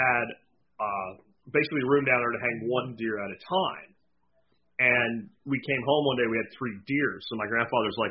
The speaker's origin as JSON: {"language": "English", "region": "Pennsylvania", "country": "United States", "tie": "born or raised there", "said": "the house that I grew up in Pennsylvania was actually the second house on the property"}